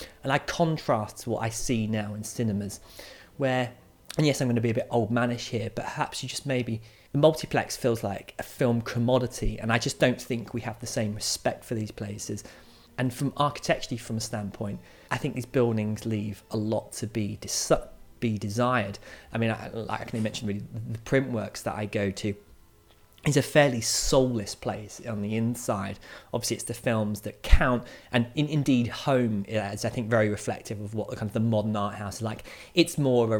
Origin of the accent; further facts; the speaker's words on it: Maidstone, South East England, United Kingdom; my hometown Maidstone's